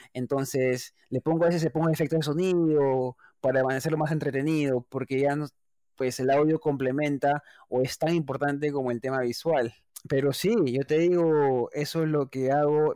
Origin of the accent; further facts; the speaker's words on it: Lima, Peru; moved away as an adult; also born or lived in Argentina; now in New York, United States; Yo soy de Lima, Perú, de Breña, centro de Lima.